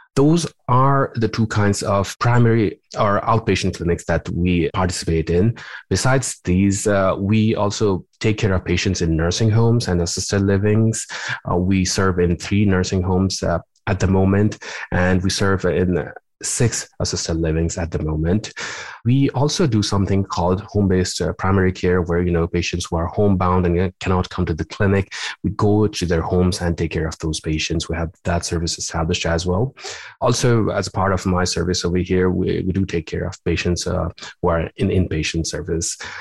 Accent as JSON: {"language": "English", "country": "Nepal", "also_born_or_lived": "Louisiana, United States / California, United States", "moved": "as an adult", "lives_now": "Illinois, United States", "said": "my training goes back to uh, my home country of Nepal. I did my med school over there"}